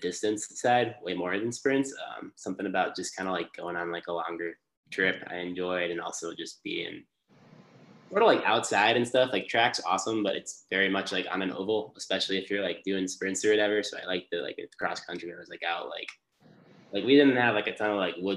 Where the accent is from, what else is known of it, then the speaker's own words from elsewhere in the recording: around Chicago, Illinois, United States; moved away; also born or lived in West Lafayette, Indiana; growing up around Chicago